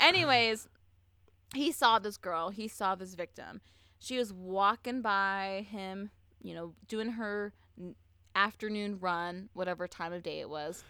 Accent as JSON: {"language": "English", "region": "Southern California", "country": "United States", "tie": "born or raised there", "said": "I'm from Southern California, and I know a lot of dudes from my high school that think they can hunt."}